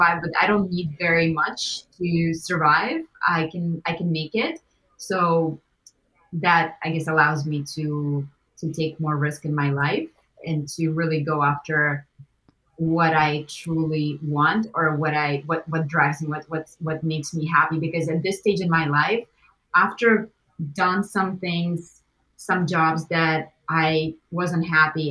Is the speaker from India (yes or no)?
no; Russia; moved away; growing up in Russia even because we grew up with very little